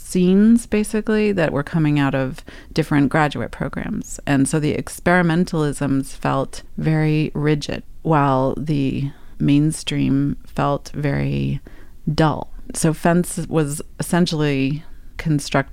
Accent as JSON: {"language": "English", "town": "New York City", "region": "New York", "country": "United States", "tie": "born or raised there", "said": "move back to my hometown of New York City"}